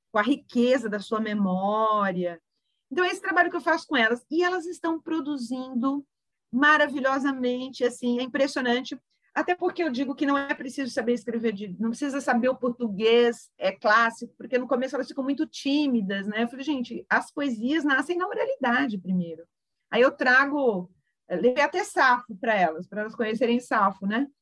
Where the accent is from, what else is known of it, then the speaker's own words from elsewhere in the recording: Santos, São Paulo, Brazil; moved away as an adult; also born or lived in Campinas; eu nasci em Santos, me saí de Santos já adulta